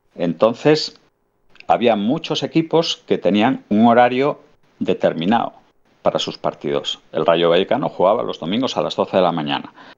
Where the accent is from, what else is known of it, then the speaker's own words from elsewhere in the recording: Avilés, Asturias, Spain; yo soy de Avilés, vivíamos en el, en el Quirinal y teníamos el Suárez Puerta a, dos calles